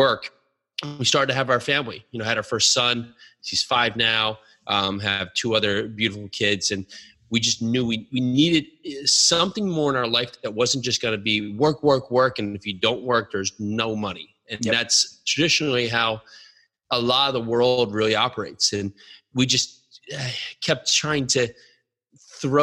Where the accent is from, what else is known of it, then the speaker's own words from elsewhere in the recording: New Jersey, United States; Born and raised in New Jersey